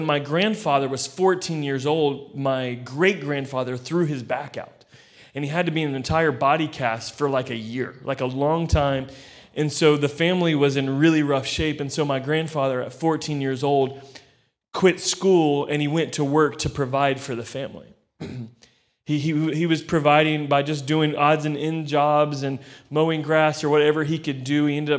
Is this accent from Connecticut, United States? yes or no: no; Florida, United States; I come from Florida in the States.